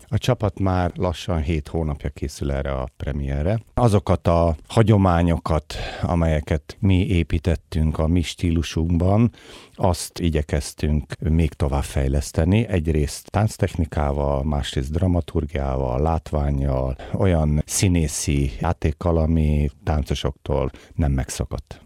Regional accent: Hungary; mi, mint magyarok

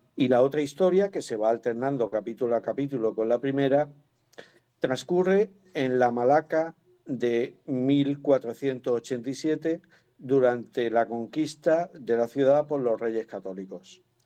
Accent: Málaga, Andalusia, Spain; yo soy malagueño

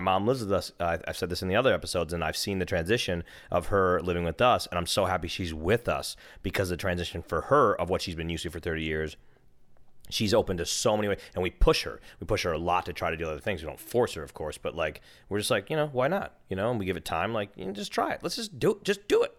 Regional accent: Minnesota, United States; now in California, United States; I'm from Minnesota and it's cold there.

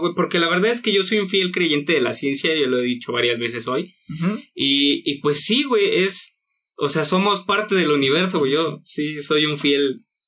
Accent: Mexico; como los mexicanos somos

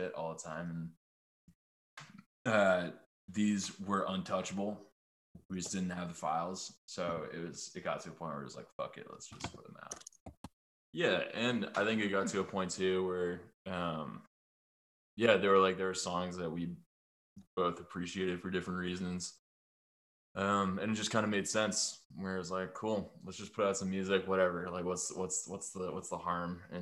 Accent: Yarmouth, Maine, United States; We grew up in Yarmouth, Maine

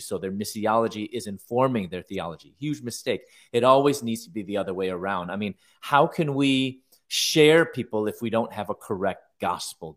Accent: Chicago, Illinois, United States; now in San Diego, United States; I'm originally from Chicago. I'm now living in San Diego now.

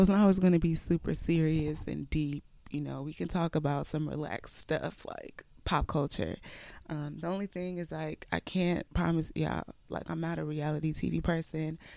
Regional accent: Houston, Texas, United States; also born or lived in Nigeria; I was born in Nigeria, raised in Houston, Texas, and have pretty much been here my whole life.

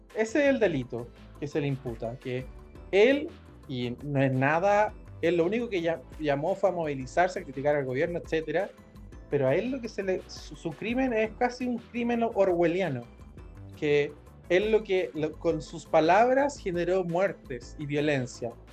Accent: Rancagua, O'Higgins, Chile; mi ciudad natal, en Rancagua

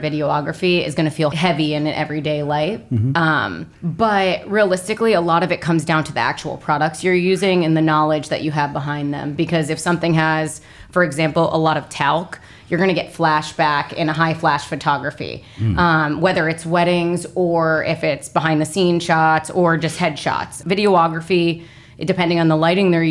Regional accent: New Jersey, United States; moved away as an adult; now in Florida, United States; I'm from New Jersey, born and raised. Actually, right out of high school, I moved to Florida

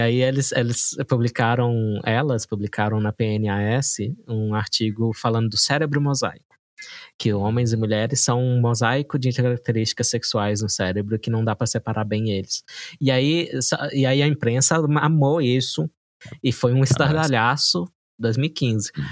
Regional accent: Brazil; como brasileiro

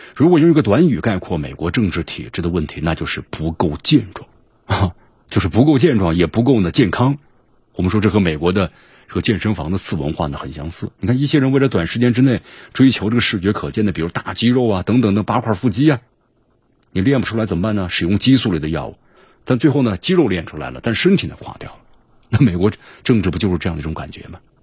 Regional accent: China; 我们中国

